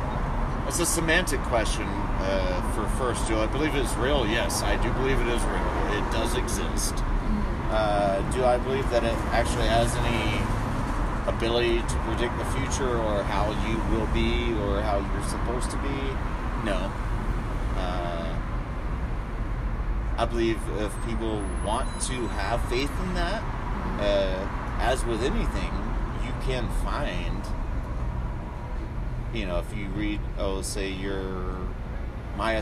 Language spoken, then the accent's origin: English; South Georgia, United States; it was a rarity in my hometown